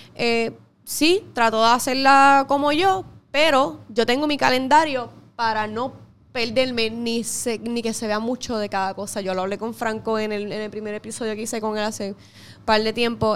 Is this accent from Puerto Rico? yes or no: yes; Puerto Rico; como todo puertorriqueño patriota al fin